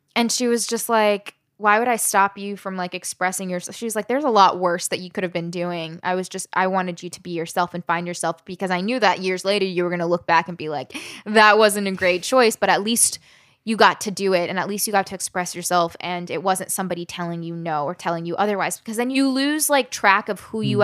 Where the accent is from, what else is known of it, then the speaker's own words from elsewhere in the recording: Southern Maryland, United States; also born or lived in West Virginia / Alabama; I was born in West Virginia, spent time living in Alabama, and grew up in Southern Maryland